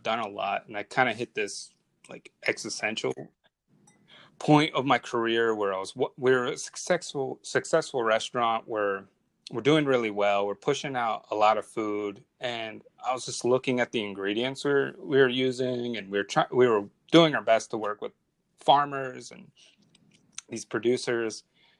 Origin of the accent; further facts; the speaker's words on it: New Jersey, United States; being near the Bay reminds me of where I grew up in New Jersey as a kid.